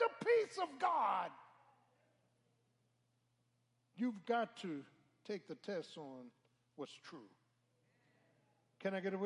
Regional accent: Philadelphia, Pennsylvania, United States; I'm from Philly. South Philly

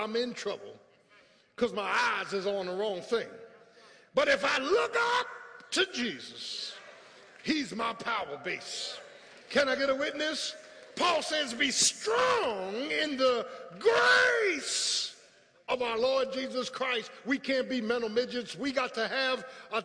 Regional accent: Philadelphia, Pennsylvania, United States; moved away as an adult; I grew up in South Philly with tar and pavement

